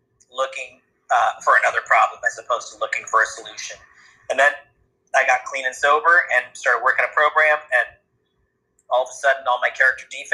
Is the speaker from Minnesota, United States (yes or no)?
no; New Hampshire, United States; I grew up in New Hampshire